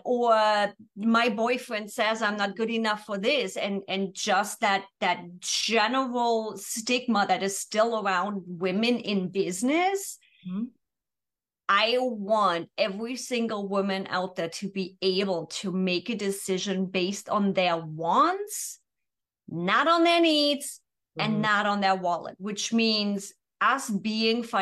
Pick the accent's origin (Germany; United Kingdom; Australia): Germany; moved away as an adult; now in San Diego, United States; after 24 years born and raised in Germany